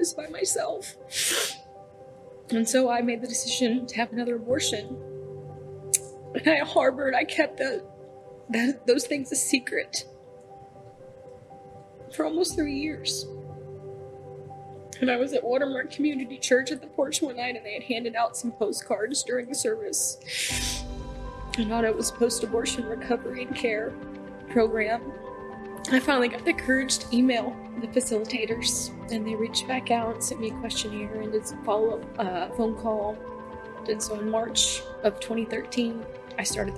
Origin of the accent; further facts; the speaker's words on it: North Texas, United States; moved away as an adult; now in Norman, United States; I was originally from North Texas, grew up down there, moved here about 5.5 years ago